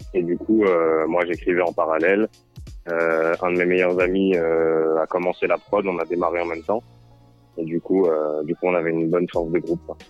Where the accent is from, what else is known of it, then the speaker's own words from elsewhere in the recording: Lyon, Auvergne-Rhône-Alpes, France; je suis originaire de Lyon